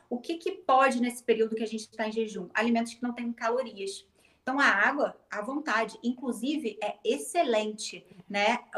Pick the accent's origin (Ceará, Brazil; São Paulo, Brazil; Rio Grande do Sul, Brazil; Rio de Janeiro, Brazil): Rio de Janeiro, Brazil; Niterói; Sim, sou de Niterói, né? Mas é só atravessar a ponte.